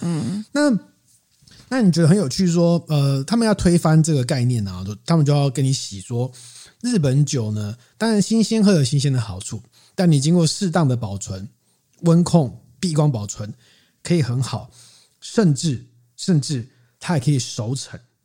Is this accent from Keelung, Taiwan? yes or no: yes; Keelung, Taiwan; 因为我是基隆人